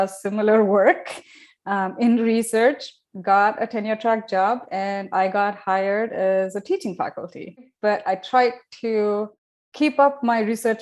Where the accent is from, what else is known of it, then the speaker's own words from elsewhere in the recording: India; moved away as an adult; also born or lived in Southampton, England / Brighton, England / Glasgow, Scotland; When I moved for the first time out of India to Southampton in England